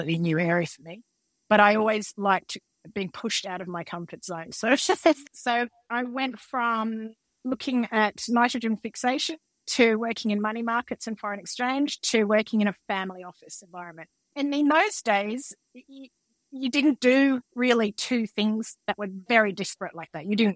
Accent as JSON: {"language": "English", "town": "Canberra", "region": "Australian Capital Territory", "country": "Australia", "tie": "born or raised there", "said": "growing up in Canberra"}